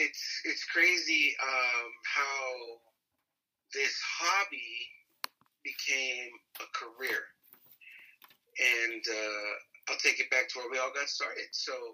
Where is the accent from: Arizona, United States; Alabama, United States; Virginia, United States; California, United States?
Arizona, United States; Eloy; I grew up in Eloy.